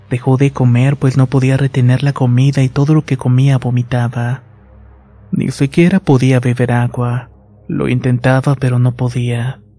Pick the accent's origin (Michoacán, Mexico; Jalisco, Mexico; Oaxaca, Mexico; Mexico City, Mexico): Michoacán, Mexico; Hasta no sé quién les diría a mis abuelos que la llevaron a un curandero y así fue. Somos de Michoacán y la llevaron a Guanajuato con un curandero bastante bueno.